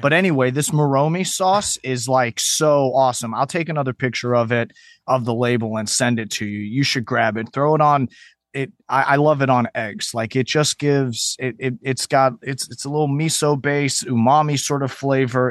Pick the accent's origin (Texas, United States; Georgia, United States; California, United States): Texas, United States; Houston; also born or lived in Chicago, Illinois / New York City; I was raised in Logan Square, Chicago, until I was, like, nine years old, and then we moved to Houston, Texas